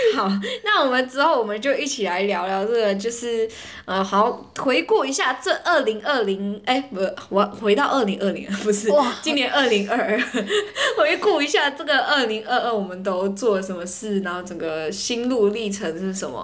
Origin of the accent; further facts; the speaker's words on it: Malaysia; 我们是马来西亚人